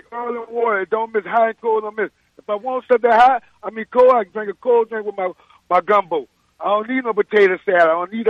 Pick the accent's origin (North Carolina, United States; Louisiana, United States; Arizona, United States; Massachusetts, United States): Louisiana, United States; New Orleans; I'm born and raised in New Orleans from the Ninth Ward.